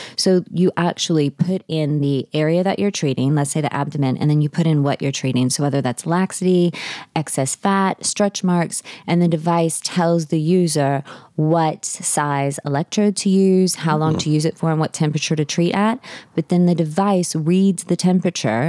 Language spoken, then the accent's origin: English; New Orleans, Louisiana, United States; moved away as an adult; also born or lived in Texas; So I'm from New Orleans. I'm seventh generation New Orleanian